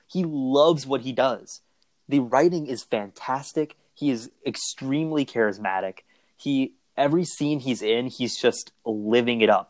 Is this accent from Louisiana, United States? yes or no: no; near Chicago, Illinois, United States; I grew up near Chicago